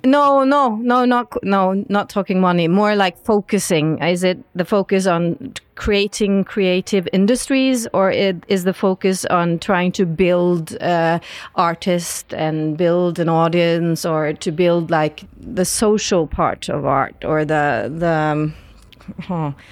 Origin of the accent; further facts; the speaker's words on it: West Coast of Norway, Western Norway, Norway; I'm from the West Coast